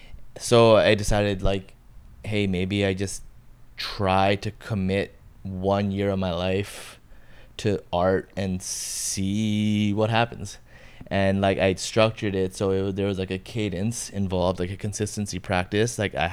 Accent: Bangladesh; born there; moved away; also born or lived in Montreal / Toronto / Los Angeles; So I was born in Bangladesh, moved to Montreal, then moved to Toronto. From Toronto, moved to Cali, and in Cali, I first lived in LA, and then to the OC, then moved back to Toronto, then moved to Bangladesh, came back

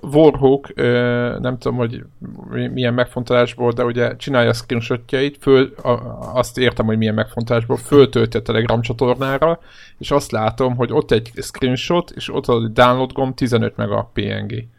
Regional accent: Hungary; magyarok vagyunk

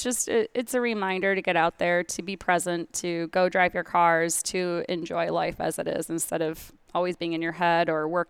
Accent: Michigan, United States; Traverse City. Well, near Traverse City, but yeah, northern Michigan area.

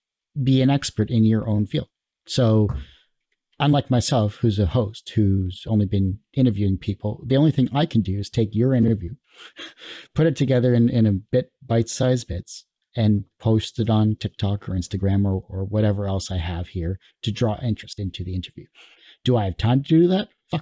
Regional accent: Canada; And I'm Canadian too, so I'm like half the US dollar.

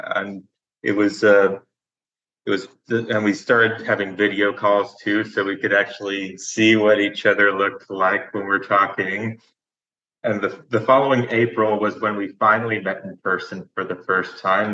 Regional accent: United States; moved away as an adult; also born or lived in Astoria, Oregon / Seattle area; I spent almost all of my life up to age 22 uh, close to the Oregon Washington border. I always lived in a town close to the state border until I 22

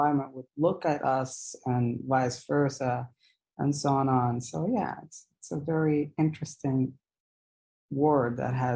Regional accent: Jeddah, Makkah Province, Saudi Arabia; I am speaking to you all from Saudi Arabia, Jeddah, Saudi Arabia. That's my hometown, Jeddah.

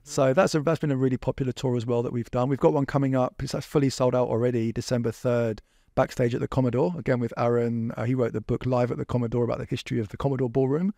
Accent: England, United Kingdom; now in Vancouver, Canada; I grew up in England. I didn't grow up here.

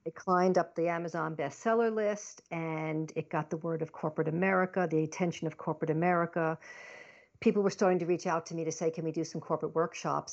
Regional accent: Long Island, New York, United States; also born or lived in Baltimore, Maryland; I was born in Baltimore, Maryland, but I grew up in Long Island, New York.

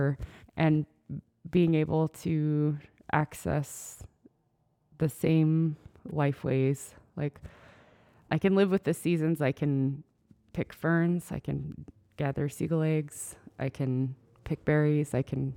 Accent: Dillingham, Alaska, United States; also born or lived in Anchorage; now in Aleknagik, United States; I grew up in Dillingham and in Anchorage. We went back and forth a lot, but mostly Dillingham.

